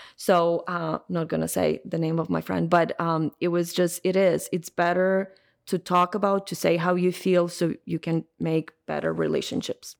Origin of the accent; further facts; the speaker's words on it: Ukraine; moved away; I'm originally from Ukraine